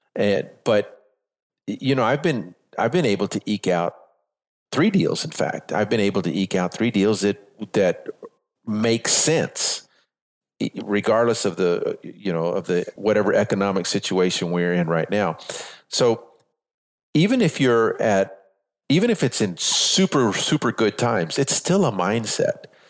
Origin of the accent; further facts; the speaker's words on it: San Antonio, Texas, United States; moved away as an adult; also born or lived in Las Vegas / North Carolina; I'm from San Antonio, Texas, born and raised here.